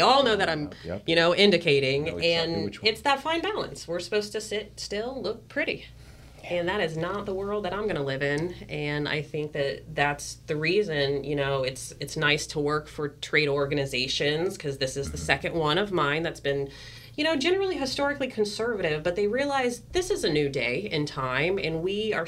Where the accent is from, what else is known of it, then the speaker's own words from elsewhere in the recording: Georgia, United States; now in California, United States; I was raised in Georgia